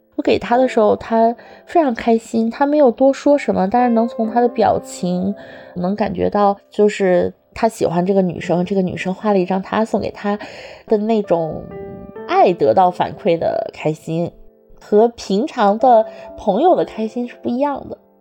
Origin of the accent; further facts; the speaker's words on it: Sichuan, China; now in Beijing, China; 我是四川人，今年三十五岁，生活在北京。目前从事的职业是品牌营销